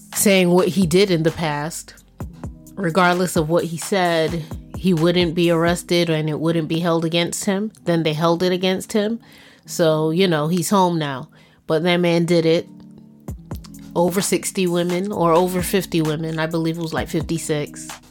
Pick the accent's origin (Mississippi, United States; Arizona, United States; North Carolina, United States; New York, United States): New York, United States; New York City; I'm a New Yorker, born and bred